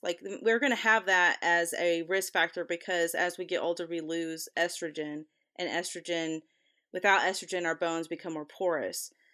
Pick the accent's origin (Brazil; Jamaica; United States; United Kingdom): United States; the South; I'm from the South